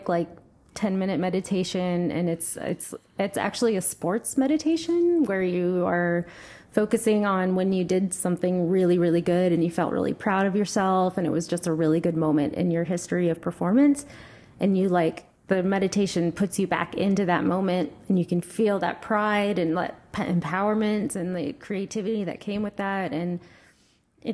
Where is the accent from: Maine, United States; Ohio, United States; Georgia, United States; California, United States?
Ohio, United States; Delaware; Delaware, which is my hometown